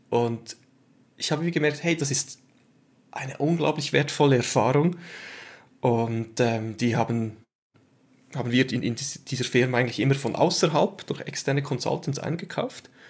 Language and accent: German; Switzerland; Ähm, wie man es am Akzent dann hört, bin ich Schweizer.